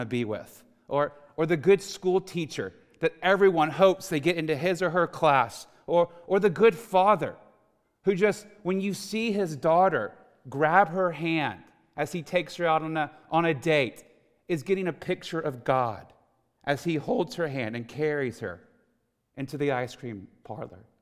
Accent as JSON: {"language": "English", "town": "Houston", "region": "Texas", "country": "United States", "tie": "born or raised there", "said": "I was born and raised in Houston, Texas, a non-Christian home"}